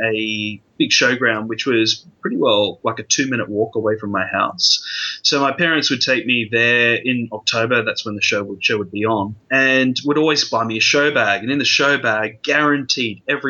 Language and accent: English; Australia; for a young teenager growing up in Australia